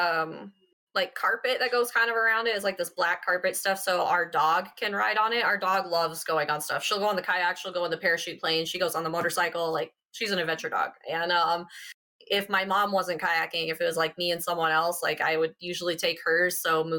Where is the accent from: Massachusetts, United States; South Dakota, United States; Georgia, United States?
South Dakota, United States; moved away as an adult; now in Colorado, United States; I grew up in South Dakota